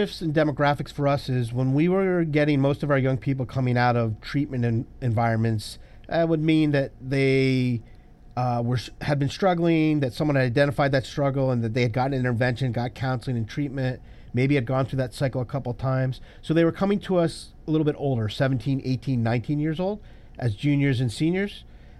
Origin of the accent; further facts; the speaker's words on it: Groton, Connecticut, United States; also born or lived in Hawaii / Washington, D.C. / Washington; So I grew up in Hawaii and Washington, D.C. and upstate Washington. But I spent my high school years in Connecticut. My father was stationed at the submarine base in Groton, Connecticut. So I say I grew up in the Northeast.